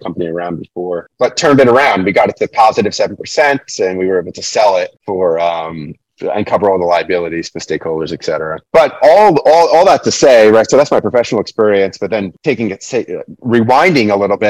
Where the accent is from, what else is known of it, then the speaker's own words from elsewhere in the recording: New York City, New York, United States; now in Lancaster, United States; I was born and raised in New York City, found my way to rural Lancaster, Pennsylvania.